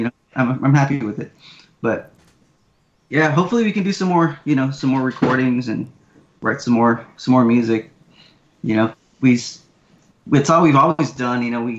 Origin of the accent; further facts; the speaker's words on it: Texas, United States; we're from Texas, so I'd never seen snow